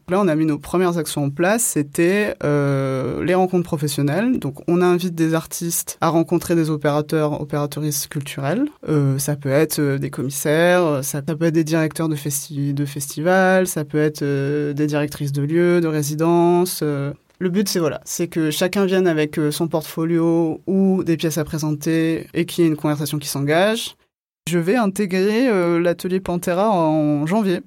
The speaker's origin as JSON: {"language": "French", "area": "Gard", "region": "Occitania", "country": "France", "tie": "born or raised there", "also_born_or_lived": "Alès / Ardèche / Reims", "moved": "yes", "lives_now": "Marseille, France", "said": "Je suis née à Alès, dans les Cévennes, dans le Gard. Et j'ai grandi du coup entre bah, le 307, ce qu'on appelle le 307, le Gard"}